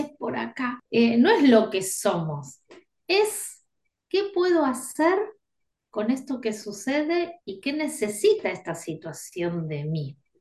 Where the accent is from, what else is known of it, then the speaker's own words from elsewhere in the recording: Buenos Aires, Argentina; soy de Buenos Aires, acá en Argentina